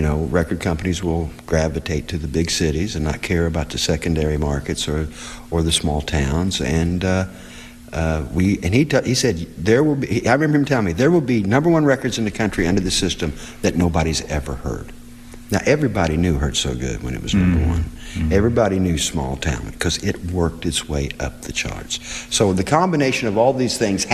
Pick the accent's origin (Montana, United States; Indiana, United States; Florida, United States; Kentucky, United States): Indiana, United States; Seymour; I enjoyed growing up in Seymour, Indiana